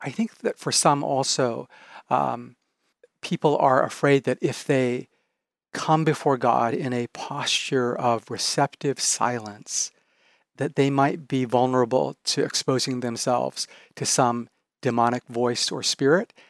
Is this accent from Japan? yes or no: yes; Japan; moved away; I'm originally from Japan.